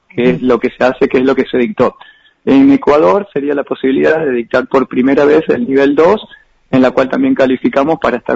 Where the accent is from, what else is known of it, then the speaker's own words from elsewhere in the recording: Argentina; Ah, como argentinos no estábamos chochos porque queríamos entrar a la habitación